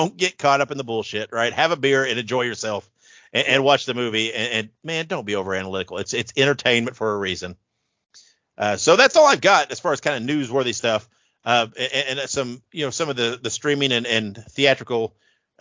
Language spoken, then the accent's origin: English; Indiana, United States; I grew up in Indiana, on WTTV4 out of Indianapolis